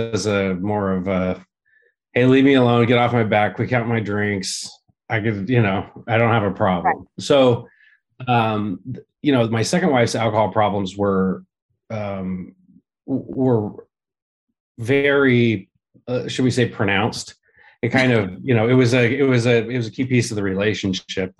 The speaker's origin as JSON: {"language": "English", "town": "Santa Rosa", "region": "California", "country": "United States", "tie": "born or raised there", "also_born_or_lived": "Santa Monica, California / East Bay, California", "said": "I was born in Santa Monica, but most of the time grew up in Northern California, north of San Francisco in the Santa Rosa area"}